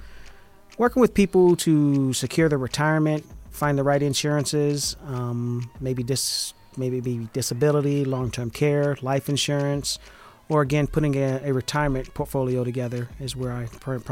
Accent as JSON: {"language": "English", "town": "Valdosta", "region": "Georgia", "country": "United States", "said": "I'm from a small country town called Valdosta. It's right there on the Florida-Georgia border."}